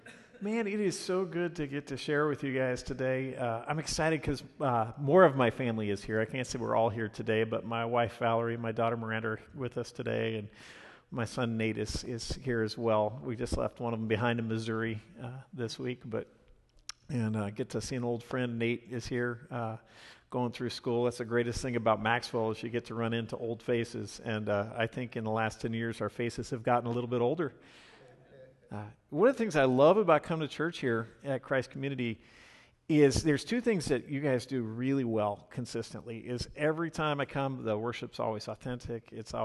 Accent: Ireland; I'm Irish, so it's not so weird to me

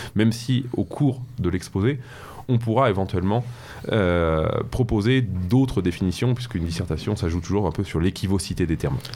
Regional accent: Paris, Île-de-France, France; moved away as an adult; now in Normandy, France; je suis parisien de, naissance, d'origine, j'ai grandi à Paris

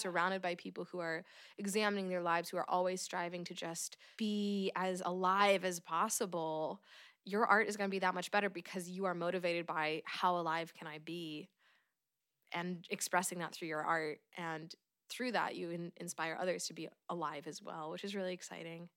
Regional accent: Oregon, United States; born and raised in Oregon

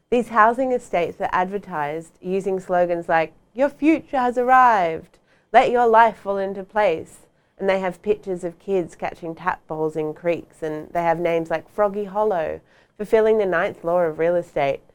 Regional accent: Sydney, New South Wales, Australia; moved away; also born or lived in West End, Brisbane; when I was a kid and I was growing up in Sydney

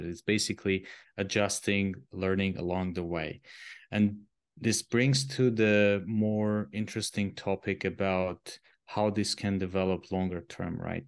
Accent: Armenia; moved away as an adult; also born or lived in Switzerland; I'm originally coming from Armenia. It's a Eastern European small country

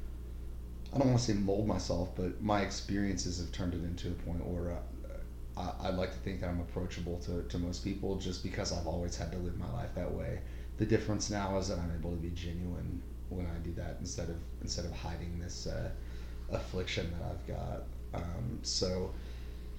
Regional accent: Norman, Oklahoma, United States; I grew up locally here in Norman

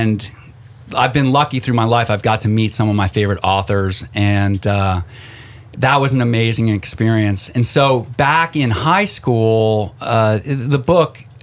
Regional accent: Connecticut, United States; I grew up in Connecticut, was raised formidable years up in Connecticut right outside New York.

